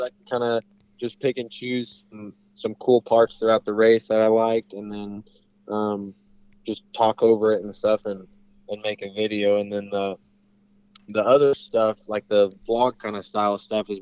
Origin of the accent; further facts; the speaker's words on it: Springfield, Missouri, United States; I'm from Missouri, around Springfield, Missouri